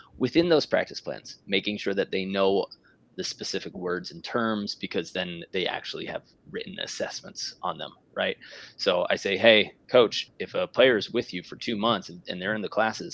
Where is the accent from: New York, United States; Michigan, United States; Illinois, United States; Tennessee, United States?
New York, United States; Being from New York